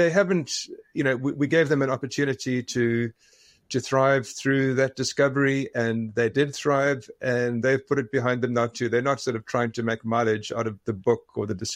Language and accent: English; Western Cape, South Africa; moved away as an adult; now in Tumbler Ridge, Canada; I'm from the Western Cape in South Africa, Cape Town area, and grew up 400 kilometers east of Cape Town